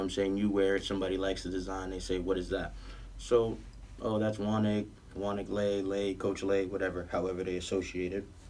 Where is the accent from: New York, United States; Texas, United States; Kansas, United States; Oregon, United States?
New York, United States; New York City; also born or lived in Manhattan, New York / Georgia; I was raised um, in Southside right by 40Ps